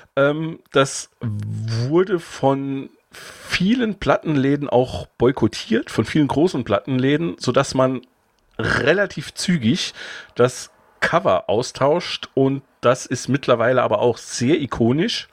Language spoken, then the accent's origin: German; Saarbrücken area, Saarland, Germany; wo ich quasi fast jeden Tag von der Schule nach, nach Hause gefahren bin aus Saarbrücken